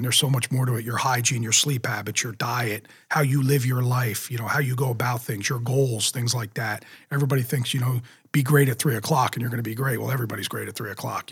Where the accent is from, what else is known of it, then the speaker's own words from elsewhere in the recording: Jackson, New Jersey, United States; I loved growing up in Jackson.